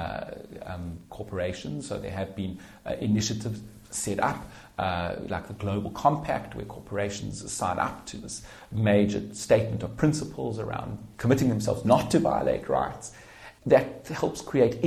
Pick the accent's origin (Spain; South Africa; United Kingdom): South Africa; I grew up in South Africa during the apartheid system